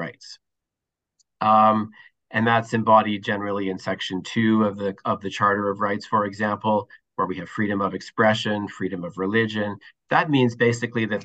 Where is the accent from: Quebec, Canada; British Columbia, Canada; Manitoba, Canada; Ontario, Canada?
Manitoba, Canada; Winnipeg; moved away as an adult; now in Toronto, Canada; I'm born and raised in Winnipeg, Manitoba, actually. I now find myself in Toronto, been here about 10 or 12 years